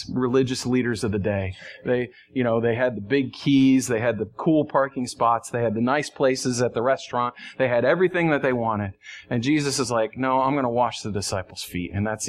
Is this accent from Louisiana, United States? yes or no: no; New York, United States; I'm from New York